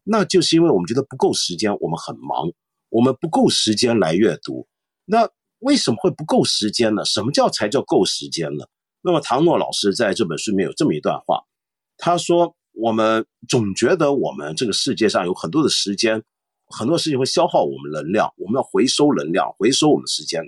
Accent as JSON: {"language": "Chinese", "country": "Taiwan", "tie": "born or raised there", "moved": "yes", "lives_now": "Hong Kong", "said": "我在台湾长大"}